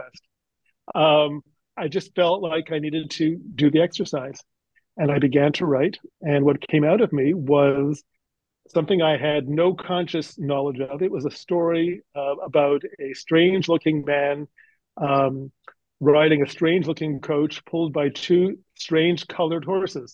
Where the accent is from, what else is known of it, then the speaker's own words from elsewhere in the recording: Canada; accent: Canadian; also born or lived in Toronto / Nova Scotia; now in United States; I'm originally from Canada, so just up the road from New Jersey